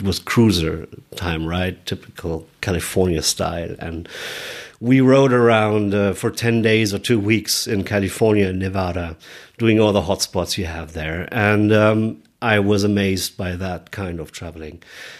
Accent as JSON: {"language": "English", "town": "Munich", "region": "Bavaria", "country": "Germany", "said": "Hello, everybody. … I'm from Munich, Germany"}